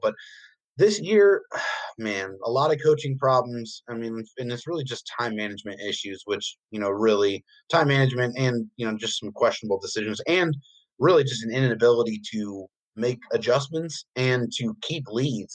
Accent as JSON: {"language": "English", "town": "San Diego", "region": "California", "country": "United States", "said": "We're all from San Diego"}